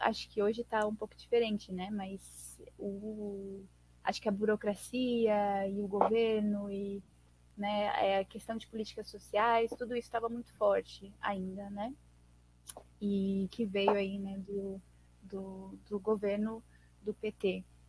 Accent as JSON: {"language": "Portuguese", "town": "Suzano", "region": "São Paulo", "country": "Brazil", "tie": "born or raised there", "lives_now": "Mogi das Cruzes, Brazil", "said": "sou de Suzano, Zona Leste de São Paulo, né? Eu tenho 25 anos, é, sou nascida e crescida aqui, moro em Mogi."}